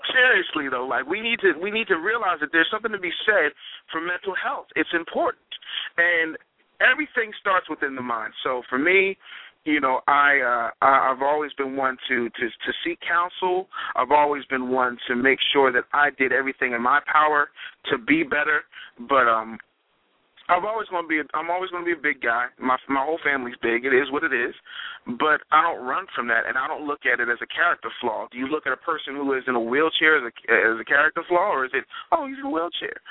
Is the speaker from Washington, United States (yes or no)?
no; Philadelphia, Pennsylvania, United States; I'm a Philadelphian